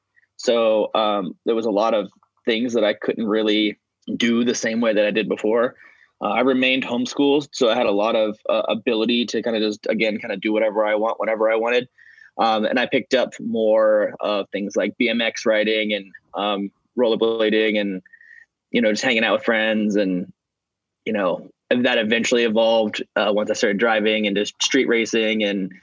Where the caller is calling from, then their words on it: Atlanta, Georgia, United States; I am currently in Atlanta, Georgia. Hot and humid down here.